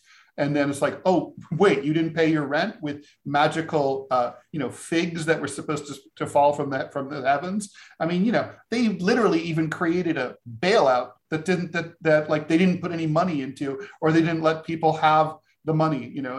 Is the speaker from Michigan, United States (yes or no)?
yes; Detroit, Michigan, United States; And I was born and raised in South Detroit, which I hear is actually Lake Michigan, according to Detroiters.